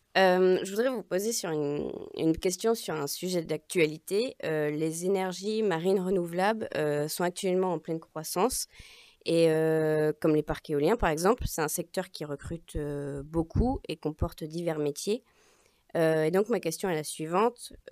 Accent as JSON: {"language": "French", "town": "Bréal", "country": "France", "also_born_or_lived": "Rennes", "said": "je viens de Bréal"}